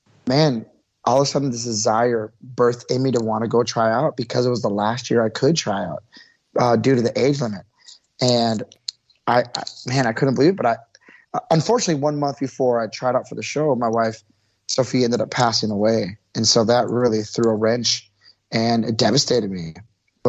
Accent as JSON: {"language": "English", "town": "Milwaukee", "region": "Wisconsin", "country": "United States", "tie": "born or raised there", "said": "I grew up in Milwaukee, Wisconsin"}